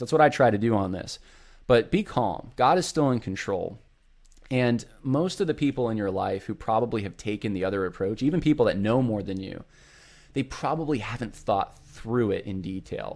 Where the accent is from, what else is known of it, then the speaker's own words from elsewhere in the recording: Northeast, United States; moved away; I was raised up in the Northeast